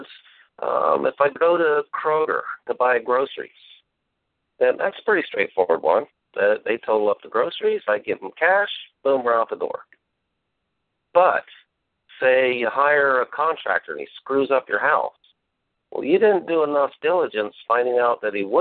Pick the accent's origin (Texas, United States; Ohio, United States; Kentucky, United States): Ohio, United States; Columbus; I was born in Columbus, Ohio